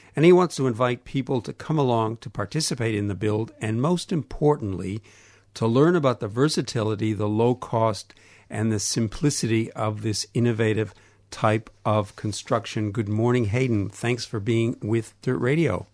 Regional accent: Canada; accent: Canadian; my Canadian accent

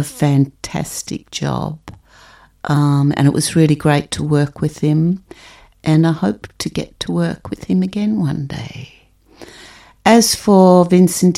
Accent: Melbourne, Victoria, Australia; I'm a musician from Melbourne, Australia.

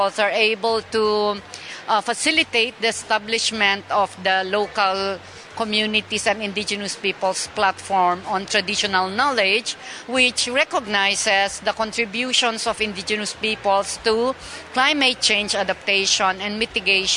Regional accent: Philippines; I am a Kankanae from the Philippines

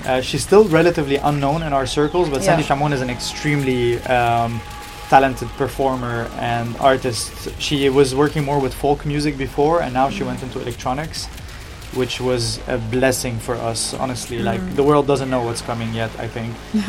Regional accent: Beirut, Beirut Governorate, Lebanon; we're both from Beirut, even, like, not even from Lebanon, just, like, from the same city.

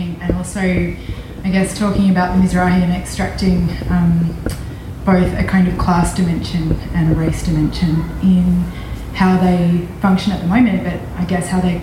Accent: Australia; as a Palestinian and also as an Australian settler

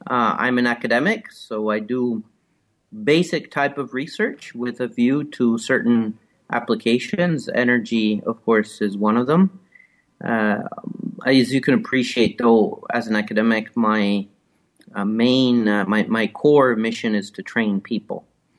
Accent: Italy; moved away as an adult; also born or lived in Rome; now in Canada; Well, I'm originally from Italy. I grew up in various places in Italy, studied mostly in Rome

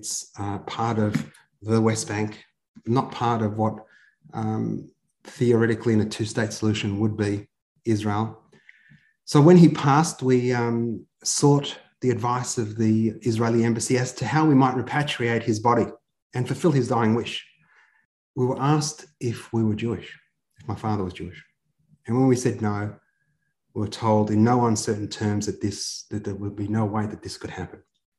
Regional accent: Australia; also born or lived in Canberra; We're both Australian

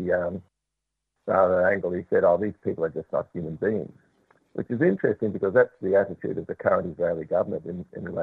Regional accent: Ireland; now in Australia; being Irish

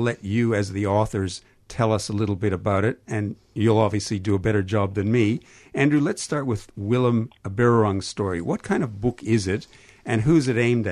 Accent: Canada; accent: Canadian; my Canadian accent

